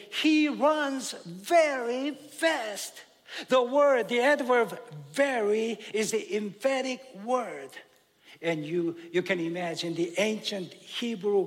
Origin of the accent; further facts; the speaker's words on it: South Korea; moved away; I grew up in Korea back in the late 60s and early 70s